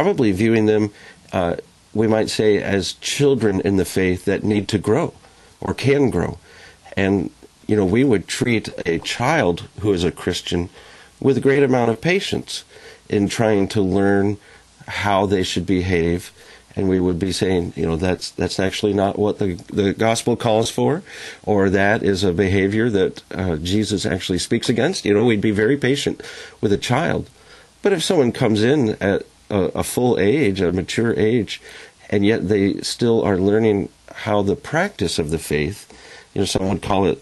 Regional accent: Liberty, Missouri, United States; now in Florida, United States; I grew up in Liberty, Missouri, right by Kansas City

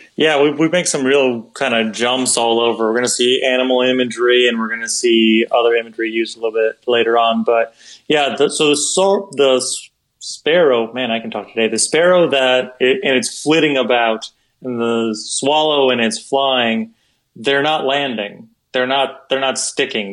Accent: Wisconsin, United States; moved away as an adult; also born or lived in South Dakota; I'm originally from Wisconsin, so every once in like just a blue moon, you would have snow that would come like ridiculously late into the spring or even into the summertime. So I remember being a little kid

